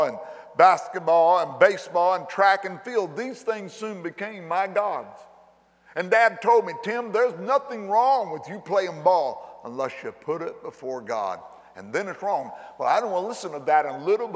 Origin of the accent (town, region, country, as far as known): McLeansboro, Illinois, United States; born or raised there